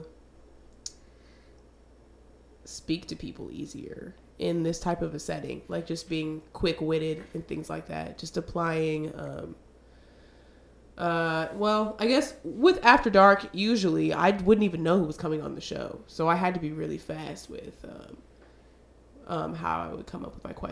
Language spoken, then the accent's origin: English; Spokane, Washington, United States; now in Seattle, United States; I'm from Spokane, but I live in Seattle now